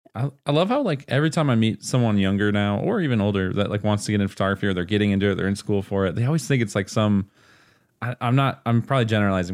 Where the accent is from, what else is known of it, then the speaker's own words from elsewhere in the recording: Pennsylvania, United States; I'm from Pennsylvania